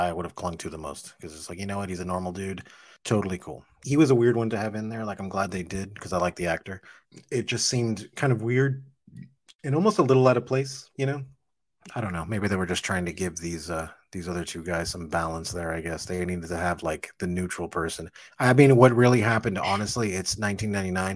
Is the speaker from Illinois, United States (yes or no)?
no; Miami, Florida, United States; also born or lived in Kendall, Miami; I was raised in Little Havana. Little Havana is like the Cuban ghetto in Miami. So I was raised there.